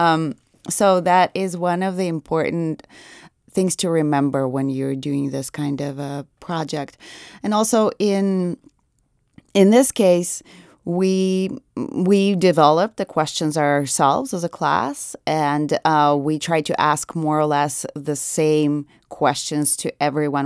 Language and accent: English; Nizhny Novgorod Oblast, Russia; moved away; I'm from Nijni Novgorod